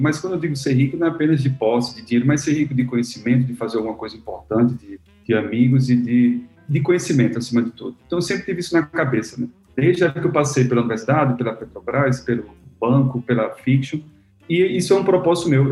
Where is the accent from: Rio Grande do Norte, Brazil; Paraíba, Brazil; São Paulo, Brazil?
Rio Grande do Norte, Brazil; Natal; eu sou de Natal, Rio Grande do Norte, então sou um potiguar